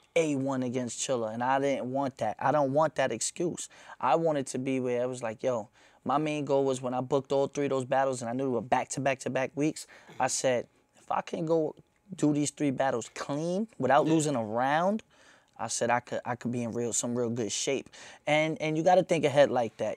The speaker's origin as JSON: {"language": "English", "town": "New York City", "region": "New York", "country": "United States", "said": "I'm from Myrtle, like I'm from right there."}